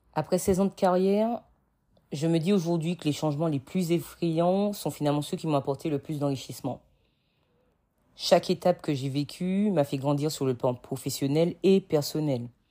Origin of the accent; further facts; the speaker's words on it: Martinique; moved away as an adult; also born or lived in Metropolitan France; now in France; j'ai grandi en Martinique. Je suis arrivée en métropole à 18 ans